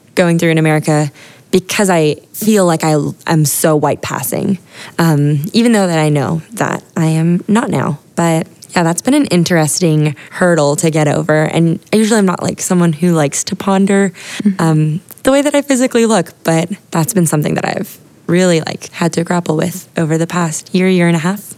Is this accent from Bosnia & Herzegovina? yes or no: no; Honolulu, Hawaii, United States; now in San Diego, United States; I grew up in Hawaii